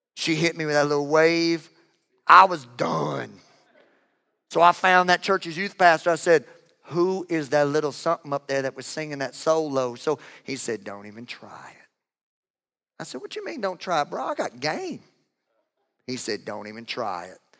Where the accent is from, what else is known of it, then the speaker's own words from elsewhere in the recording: Louisiana, United States; I am from Louisiana.